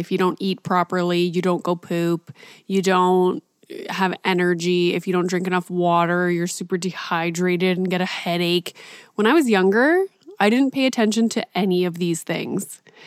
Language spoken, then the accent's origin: English; Northern Ontario, Canada; I grew up in Northern Ontario and I have, you know, a hint of French in my language